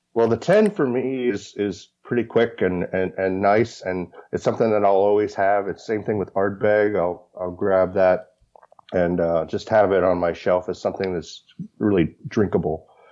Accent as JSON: {"language": "English", "region": "Kentucky", "country": "United States", "tie": "born or raised there", "said": "I grew up in Kentucky, so I grew up as a bourbon drinker."}